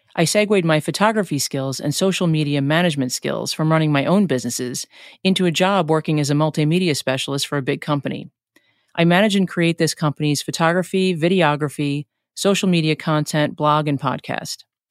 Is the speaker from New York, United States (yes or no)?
yes; New York City, New York, United States; now in New Jersey, United States; I'm originally from New York. I grew up in Flushing, New York